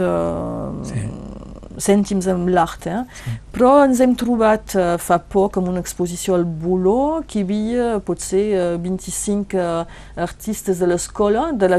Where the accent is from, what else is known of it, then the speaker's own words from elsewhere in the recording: Bages, Occitania, France; a Bages, a la Casa Carrera, perquè és el meu poble